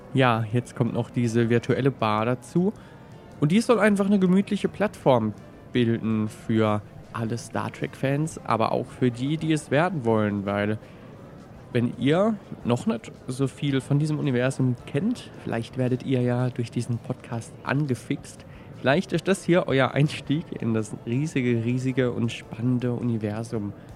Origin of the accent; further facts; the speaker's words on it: Baden and Swabia, Baden-Württemberg, Germany; accent: mixed Badisch and Swabian; mit meinem speziellen Dialekt aus Badisch und Schwäbischen. Ich habe das Gefühl, es hat sich mittlerweile so ein bisschen vermischt.